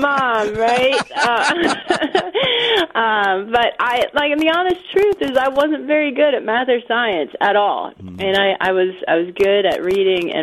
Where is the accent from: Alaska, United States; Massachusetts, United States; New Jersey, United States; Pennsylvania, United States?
Pennsylvania, United States; northeastern; I grew up in northeastern Pennsylvania